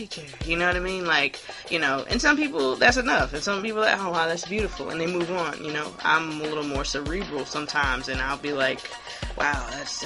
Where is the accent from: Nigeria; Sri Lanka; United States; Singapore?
United States; Hilton Head, South Carolina; I'm from Hilton Head, South Carolina